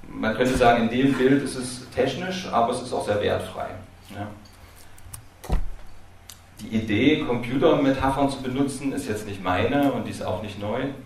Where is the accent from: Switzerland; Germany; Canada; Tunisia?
Germany; Dresden, Saxony; Ich komme ja aus Dresden